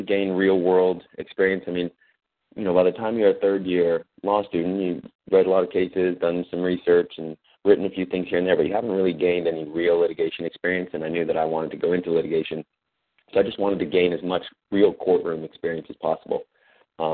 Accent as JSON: {"language": "English", "town": "Oakland", "region": "California", "country": "United States", "also_born_or_lived": "Washington, D.C.", "moved": "as an adult", "said": "I'm originally from Oakland, California."}